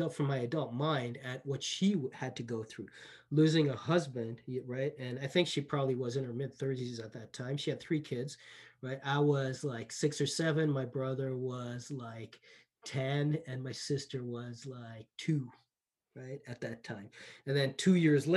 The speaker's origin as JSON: {"language": "English", "country": "Canada", "tie": "born or raised there", "also_born_or_lived": "Tanzania"}